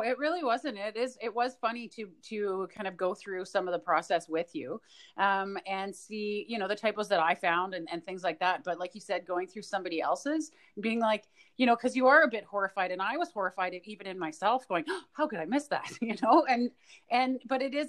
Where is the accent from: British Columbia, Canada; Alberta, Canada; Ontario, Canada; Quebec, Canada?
Alberta, Canada; Edmonton; moved away; I grew up in Edmonton